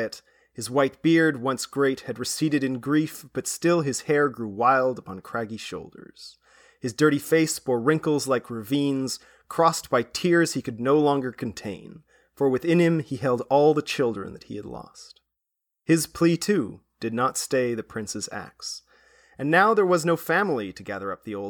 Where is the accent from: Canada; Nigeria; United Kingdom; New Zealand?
United Kingdom; Wales; moved away; I come from Wales. It's like I have some family there still